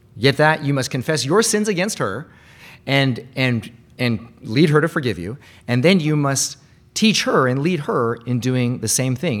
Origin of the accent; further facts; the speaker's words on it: Bellevue, Washington, United States; I used to go to a lot of these things growing up in Bellevue